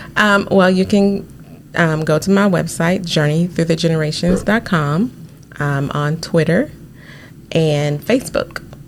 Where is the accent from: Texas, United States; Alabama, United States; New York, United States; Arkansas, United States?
Arkansas, United States; I am from Arkansas, sixth generation